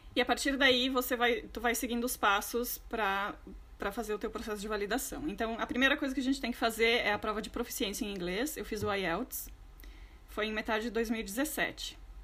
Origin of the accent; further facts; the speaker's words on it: Rio Grande do Sul, Brazil; moved away as an adult; also born or lived in Porto Alegre; now in London, United Kingdom; sou natural do Rio Grande do Oposto, do Rio Grande do Sul, do Brasil